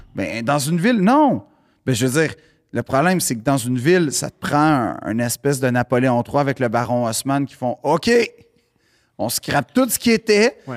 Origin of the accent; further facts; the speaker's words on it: Montreal, Quebec, Canada; j'ai grandi dans le West Island